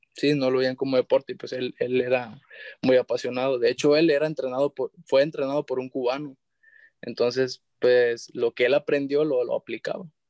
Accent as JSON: {"language": "Spanish", "town": "San Blas", "country": "Mexico", "said": "yo soy de San Blas, de, allá del municipio de San Blas"}